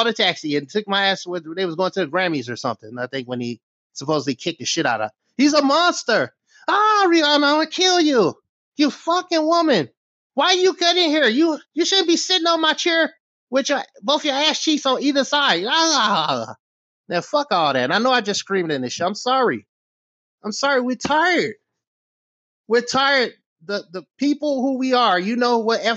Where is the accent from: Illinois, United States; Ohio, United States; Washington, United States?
Illinois, United States; Chicago; I grew up in Chicago